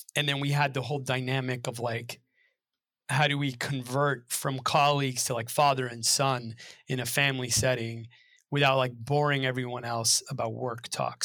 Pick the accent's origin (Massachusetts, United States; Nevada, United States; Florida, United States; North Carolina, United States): Massachusetts, United States; Belmont; I grew up right outside of the Boston area in Belmont